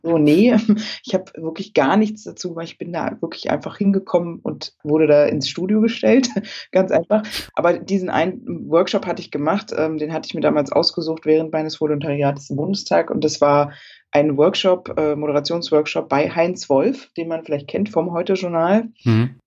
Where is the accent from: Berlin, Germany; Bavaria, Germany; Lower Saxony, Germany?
Berlin, Germany; Ich äh, komme ja aus Berlin und ähm, wohne da auch und äh, das ist meine Heimat.